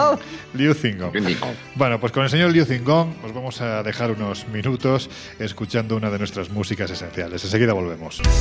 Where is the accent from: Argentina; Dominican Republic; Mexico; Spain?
Spain; Andalusia; accent: Andalusian; yo que soy andaluz y que siempre se dice que los andaluces tenemos este punto más supersticioso. Mira, me sale ya hasta mi acento